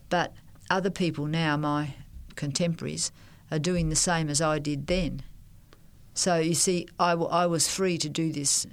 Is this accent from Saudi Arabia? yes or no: no; Melbourne, Victoria, Australia; also born or lived in New Guinea / Thailand; I'm a Melbourne person.